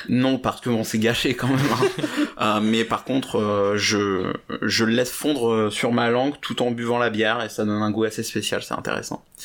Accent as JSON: {"language": "French", "country": "France", "said": "je suis français"}